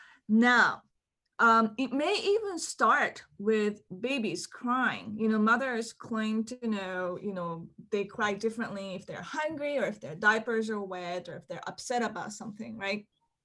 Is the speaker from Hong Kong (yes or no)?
yes; Hong Kong; moved away; also born or lived in Japan; so I was born in Japan, but my family relocated to Hong Kong when I was one year old. And so in Hong Kong, my parents spoke to me in Japanese, my nanny spoke to me in Cantonese, and my kindergarten was in English.